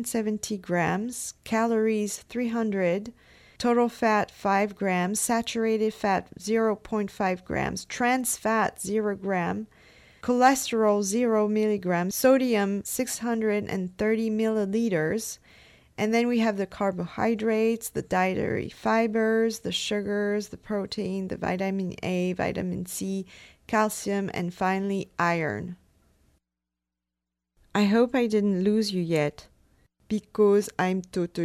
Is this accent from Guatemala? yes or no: no; France; moved away; I come from France